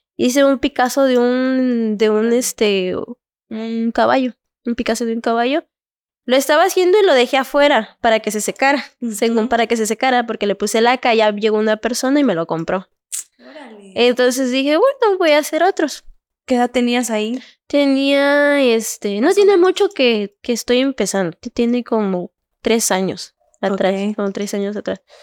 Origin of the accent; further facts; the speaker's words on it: Cintalapa, Chiapas, Mexico; Soy originaria de aquí de Cintalapa.